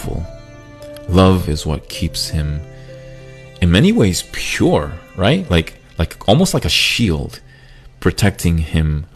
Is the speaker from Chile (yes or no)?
yes; Chile; moved away; also born or lived in United States; a part of me wanted to go back to Chile